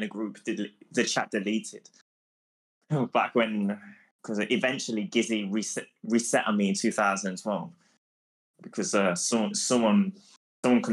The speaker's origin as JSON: {"language": "English", "region": "England", "country": "United Kingdom", "said": "I'm from England"}